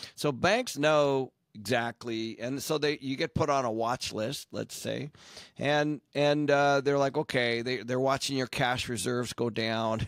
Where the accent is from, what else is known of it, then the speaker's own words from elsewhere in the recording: Seattle, Washington, United States; I grew up in Seattle